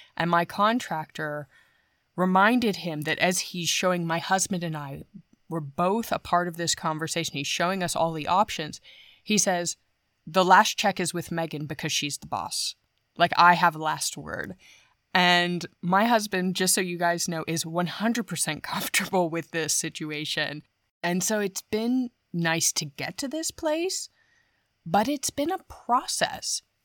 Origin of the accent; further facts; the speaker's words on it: United States; moved away as an adult; now in Germany; I am an American.